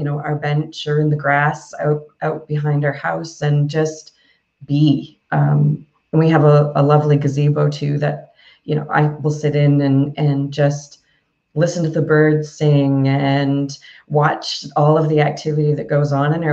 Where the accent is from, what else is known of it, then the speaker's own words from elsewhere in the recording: Yarmouth, Nova Scotia, Canada; moved away as an adult; also born or lived in South Korea / Philippines; I had a cafe in my hometown for a number of years